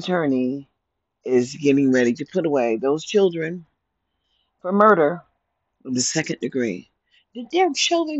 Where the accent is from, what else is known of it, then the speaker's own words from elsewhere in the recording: United States; Living in America, as I was born as an American